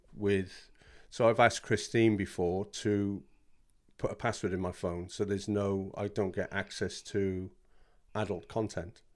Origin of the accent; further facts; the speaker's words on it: South Wales, United Kingdom; moved away as an adult; now in Bishop's Stortford, United Kingdom; I'm from South Wales originally, and moved here when I married my lovely wife